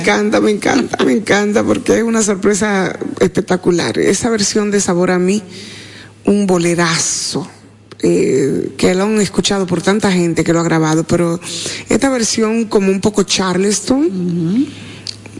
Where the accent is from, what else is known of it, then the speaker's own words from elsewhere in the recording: San Francisco de Macorís, Duarte, Dominican Republic; yo soy San Francisco de Macorís